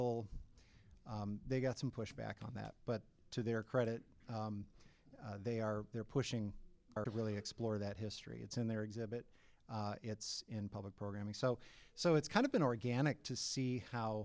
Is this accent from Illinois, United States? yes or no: yes; Illinois, United States; moved away; also born or lived in Minnesota; back in my home state of Illinois